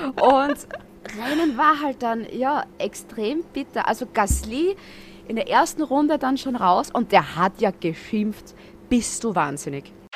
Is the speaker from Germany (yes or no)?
no; Austria; also born or lived in near the Red Bull Ring, Styria; als Österreicher